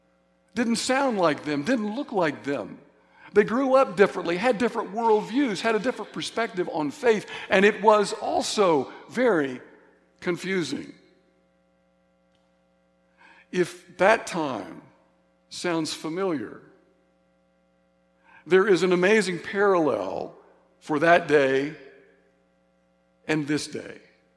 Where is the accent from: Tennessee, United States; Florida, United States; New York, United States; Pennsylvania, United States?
Tennessee, United States; Signal Mountain; those of us that grew up in church. At least in my hometown, Signal Mountain, Tennessee